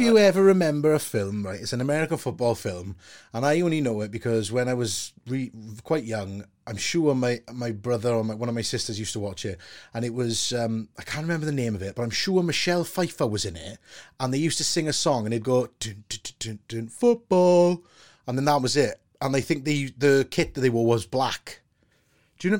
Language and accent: English; Wales, United Kingdom; being a Welshman